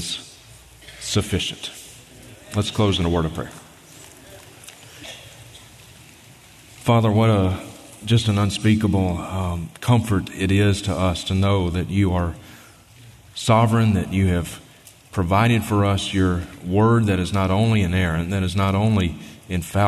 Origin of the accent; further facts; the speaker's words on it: Mississippi, United States; now in Montana, United States; I grew up in Mississippi